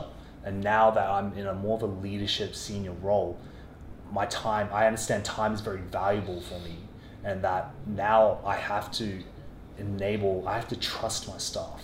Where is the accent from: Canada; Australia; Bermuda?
Australia; growing up in Australia, working in corporate offices in Australia